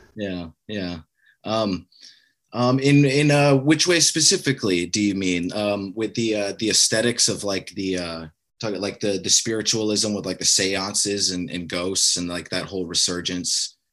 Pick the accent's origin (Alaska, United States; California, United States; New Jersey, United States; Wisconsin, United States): Alaska, United States; me growing up in Alaska